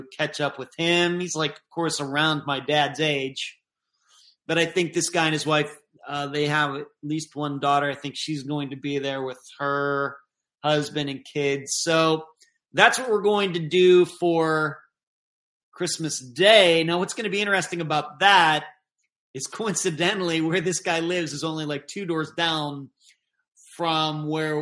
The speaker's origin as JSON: {"language": "English", "town": "Leechburg", "region": "Pennsylvania", "country": "United States", "tie": "born or raised there", "moved": "yes", "said": "my hometown of Leechburg"}